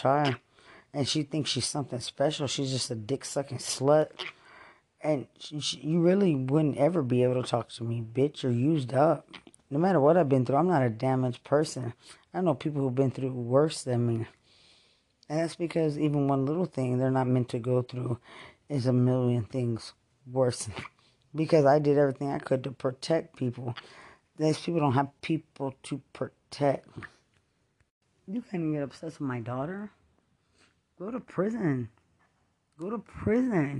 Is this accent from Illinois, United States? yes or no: no; Lubbock, Texas, United States; I'm from Lubbock